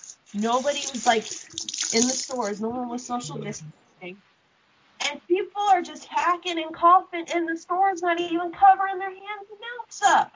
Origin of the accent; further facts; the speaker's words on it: United States; I'm from Knox County, and we're told that if we don't do this, we will get fined anywhere between $50 to $500, depending on the area.